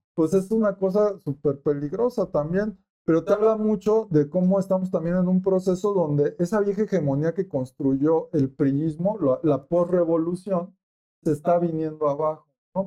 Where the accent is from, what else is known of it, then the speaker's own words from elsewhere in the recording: Michoacán, Mexico; Yo que soy de Michoacán, aguacatero.